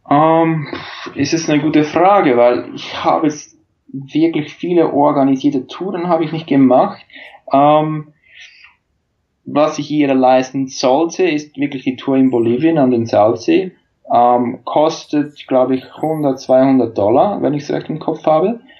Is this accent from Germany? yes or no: no; Switzerland; weil zum Beispiel in Australien kann ich als Schweizer kein Work and Travel Visum beantragen.